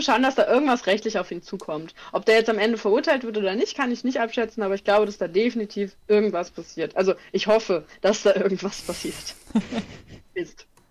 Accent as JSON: {"language": "German", "country": "Germany", "said": "ich bin Deutscher"}